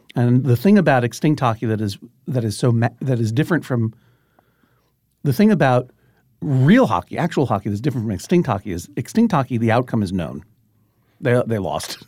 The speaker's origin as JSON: {"language": "English", "town": "Brookline", "region": "Massachusetts", "country": "United States", "tie": "born or raised there", "said": "growing up in Boston"}